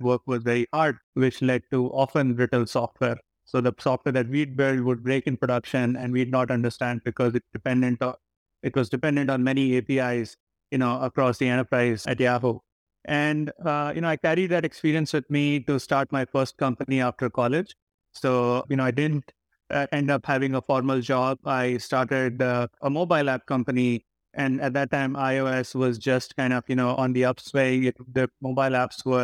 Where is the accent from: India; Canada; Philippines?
India; I grew up in India